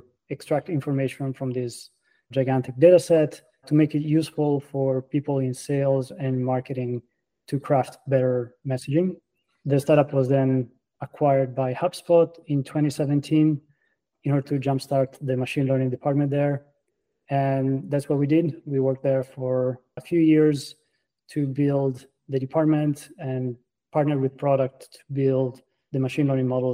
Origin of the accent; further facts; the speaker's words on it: Florence, Tuscany, Italy; English is a second language; moved away as an adult; now in Boston, United States; as you can tell by my accent, I'm an immigrant. I was born and raised in Florence, Italy